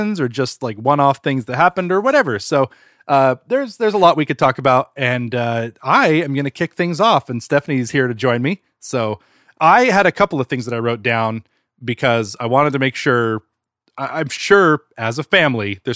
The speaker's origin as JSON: {"language": "English", "region": "Utah", "country": "United States", "tie": "born or raised there", "said": "we grew up in Utah, and so it was usually very cold."}